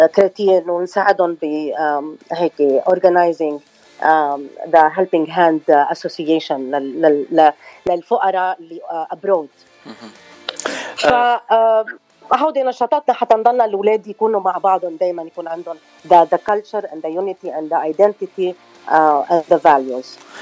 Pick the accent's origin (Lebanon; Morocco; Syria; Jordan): Lebanon; Choueifat, Mount Lebanon; also born or lived in Los Angeles, California / Venezuela; now in Arizona, United States; انا من لبنان من شويفات تحديدا